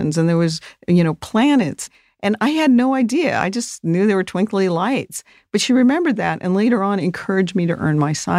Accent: Las Cruces, New Mexico, United States; also born or lived in South Dakota; I was born in South Dakota, but I grew up in Las Cruces, New Mexico

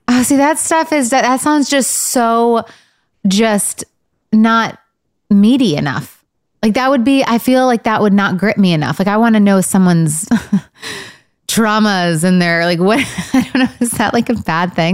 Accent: Michigan, United States; I'm from Michigan.

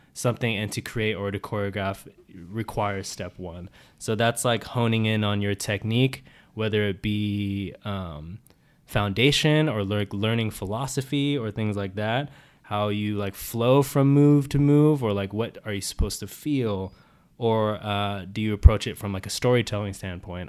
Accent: San Diego, California, United States; now in Los Angeles, United States; I'm from San Diego, California

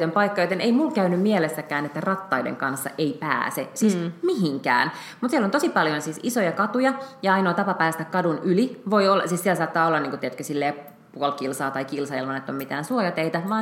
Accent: Budapest, Hungary; now in Finland; joka on siis mun, mun entinen kotikaupunki. Mä oon syntynyt Budapestissa ja sitten mä tota, niin, olin siellä kaksi kesää opiskeluaikoina töissä.

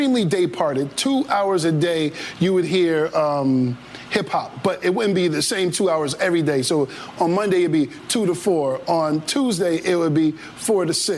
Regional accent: Springfield, Massachusetts, United States; Springfield, Massachusetts. That's my hometown

